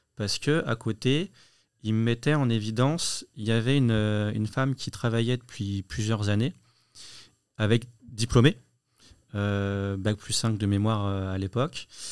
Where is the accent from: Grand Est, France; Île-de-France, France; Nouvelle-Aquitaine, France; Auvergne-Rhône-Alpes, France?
Auvergne-Rhône-Alpes, France; Lyon; À Lyon. Moi, je suis lyonnais.